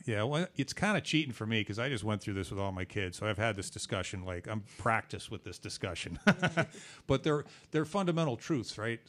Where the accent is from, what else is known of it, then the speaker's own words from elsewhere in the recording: Boston, Massachusetts, United States; I'm from Boston